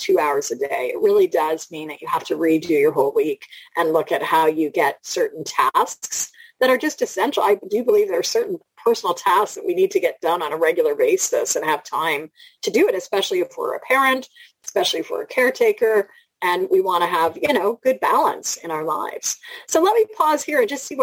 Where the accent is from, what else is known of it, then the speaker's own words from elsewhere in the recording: Toronto, Ontario, Canada; I'm from Toronto